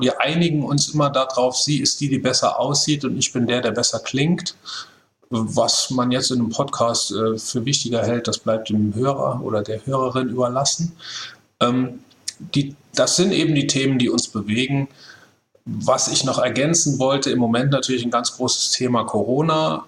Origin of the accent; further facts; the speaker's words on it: Saarland, Germany; Wir sind da ja als, als Saarländer